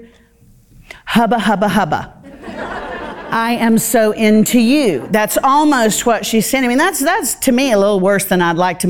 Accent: the South, United States; I grew up in the South.

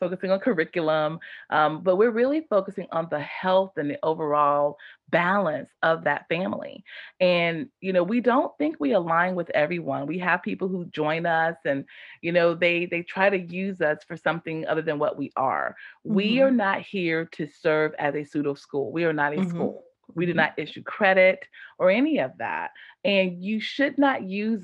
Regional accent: Apex, North Carolina, United States; I grew up in Apex, the town of Apex, and went to all the schools like Apex Elementary, Apex Middle, Apex High.

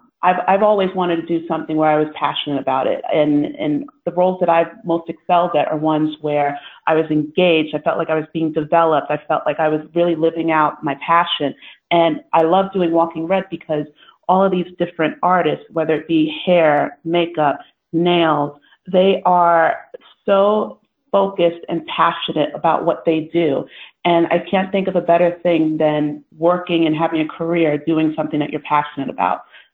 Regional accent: New York, United States; now in London, United Kingdom; No, I am based in wonderful London. But yes, you've caught on correctly. I'm originally from New York.

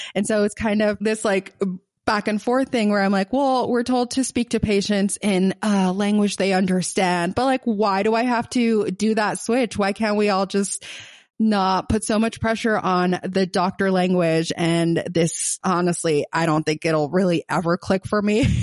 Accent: Gaza, Gaza Strip, Palestine; accent: Palestinian, Gazan; my Palestinian accent, my Gazan accent

